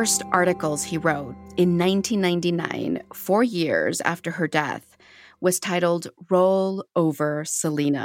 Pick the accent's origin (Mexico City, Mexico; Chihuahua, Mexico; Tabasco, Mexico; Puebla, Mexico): Chihuahua, Mexico; Ciudad Juárez; you can tell I'm from Juarez.